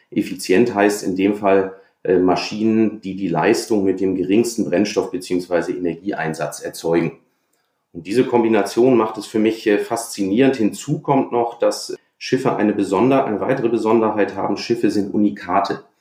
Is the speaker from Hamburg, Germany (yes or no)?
yes; Hamburg, Germany; Ich bin an der Elbe aufgewachsen u